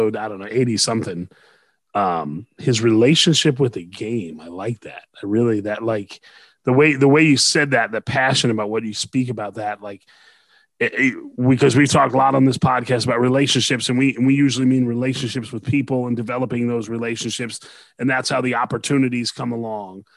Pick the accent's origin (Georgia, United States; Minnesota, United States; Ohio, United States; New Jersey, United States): New Jersey, United States; Teaneck; growing up in Teaneck and growing up here in Bergen County